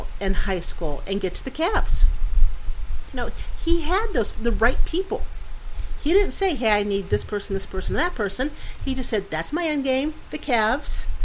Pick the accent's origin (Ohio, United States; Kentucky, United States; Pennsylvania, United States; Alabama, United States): Pennsylvania, United States; moved away; I'm from Pennsylvania, so Steelers